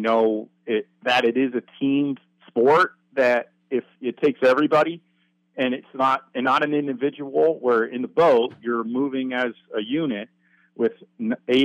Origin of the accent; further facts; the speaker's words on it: Vermont, United States; moved away as an adult; now in Oregon, United States; I'm from Vermont.